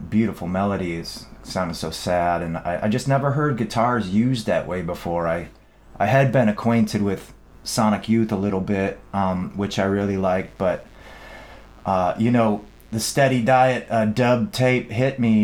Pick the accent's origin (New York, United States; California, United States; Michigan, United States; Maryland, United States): Michigan, United States; Dearborn; where I grew up, Dearborn is like the town of Ford